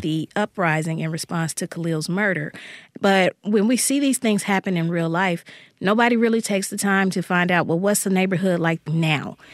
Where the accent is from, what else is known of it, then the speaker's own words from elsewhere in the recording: Jackson, Mississippi, United States; the neighborhood where I grew up here in Jackson, Mississippi